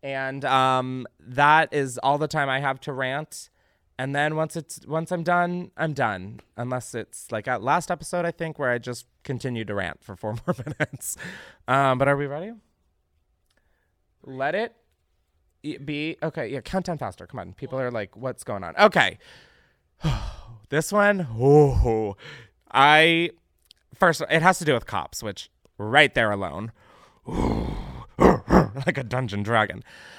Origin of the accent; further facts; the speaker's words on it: Naperville, Illinois, United States; Recently, my hometown of Naperville and surrounding suburbs of Chicago was hit by a tornado